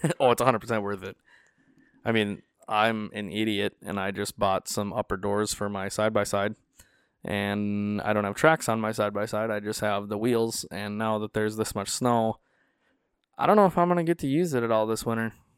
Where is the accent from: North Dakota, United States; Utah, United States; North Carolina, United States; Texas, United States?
North Dakota, United States; I told him North Dakota